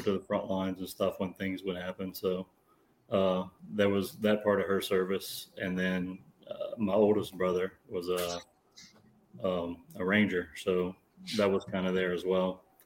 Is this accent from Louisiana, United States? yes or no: yes; South Louisiana, United States; South Louisiana